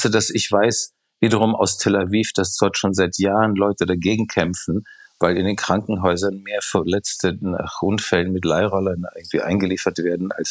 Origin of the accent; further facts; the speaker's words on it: Prague, Czechia; Ich war gerade in Prag, was meine Heimatstadt ist, äh, wo ich auch manchmal öfters bin